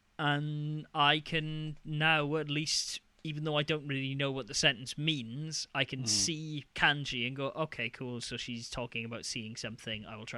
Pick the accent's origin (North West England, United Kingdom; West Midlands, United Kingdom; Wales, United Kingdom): Wales, United Kingdom; I'm Welsh.